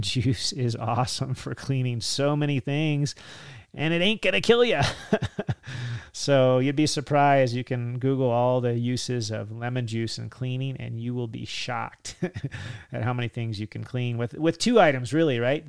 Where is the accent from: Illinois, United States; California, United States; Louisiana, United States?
California, United States; Me growing up in California